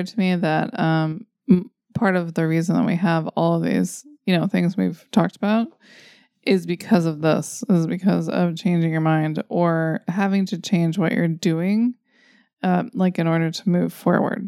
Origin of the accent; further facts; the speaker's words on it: Redding, California, United States; I could just like live here in my hometown